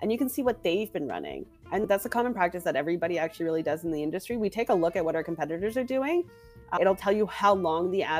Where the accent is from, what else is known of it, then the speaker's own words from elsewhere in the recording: Canada; I'm Canadian